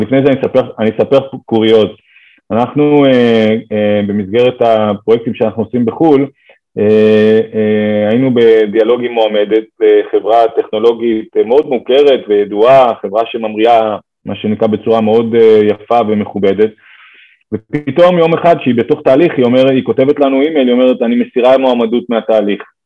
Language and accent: Hebrew; Israel